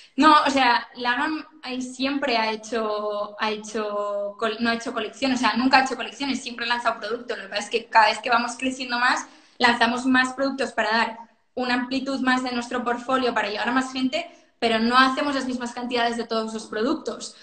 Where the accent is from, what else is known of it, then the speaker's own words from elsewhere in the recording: Sant Cugat del Vallès, Catalonia, Spain; now in Barcelona, Spain; yo de San Cugat, ¿eh? Ahora vivo en Barcelona, pero soy de San Cugat